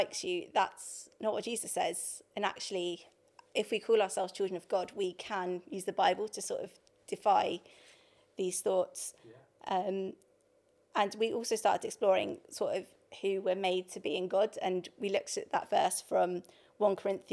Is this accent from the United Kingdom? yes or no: yes; High Wycombe, South East England, United Kingdom; moved away as an adult; now in London, United Kingdom; I grew up in High Wycombe